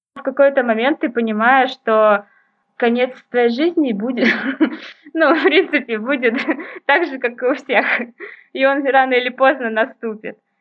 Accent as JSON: {"language": "Russian", "town": "Novokuznetsk", "region": "Kemerovo Oblast", "country": "Russia", "tie": "born or raised there", "moved": "yes", "lives_now": "Novosibirsk, Russia", "said": "Вообще я родом из Сибири, из Новокузнецка, это город в Кемеровской области."}